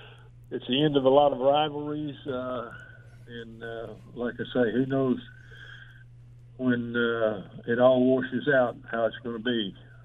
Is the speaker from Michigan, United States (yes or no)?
no; Oklahoma City, Oklahoma, United States; moved away as an adult; I was from Oklahoma City that I guess nobody knew anything about